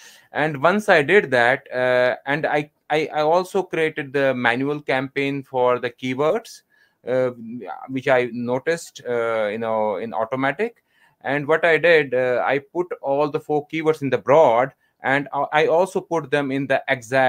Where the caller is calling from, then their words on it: Jammu and Kashmir, India; I'm calling from India, North Kashmir at the moment.